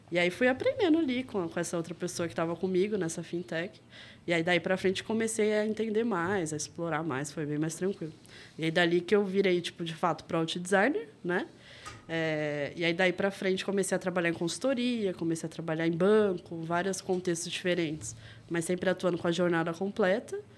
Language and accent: Portuguese; Rio de Janeiro, Brazil; now in São Paulo, Brazil; que eu sou carioca, apesar de não ter muito sotaque, né?